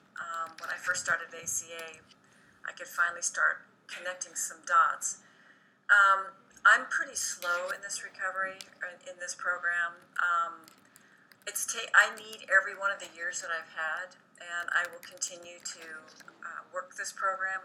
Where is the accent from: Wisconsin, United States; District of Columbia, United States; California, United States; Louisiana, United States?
California, United States; Redondo Beach; I was raised in Southern California, in Redondo Beach, California